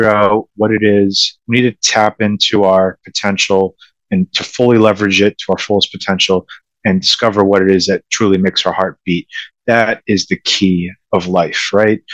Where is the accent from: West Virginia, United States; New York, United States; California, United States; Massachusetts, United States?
Massachusetts, United States; Boston; I am from the Boston area. I grew up in Massachusetts. I've lived here my whole life.